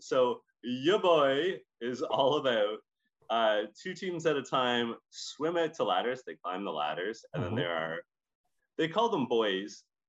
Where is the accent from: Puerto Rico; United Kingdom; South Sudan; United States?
United Kingdom; Scotland; accent: Scottish; When I was growing up, I had a little Scottish accent because I am a Scottish accent.